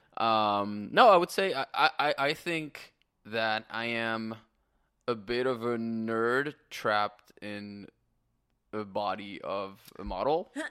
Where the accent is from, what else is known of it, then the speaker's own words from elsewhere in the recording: France; moved away as an adult; also born or lived in Canada; now in Los Angeles, United States; I am born and raised in France.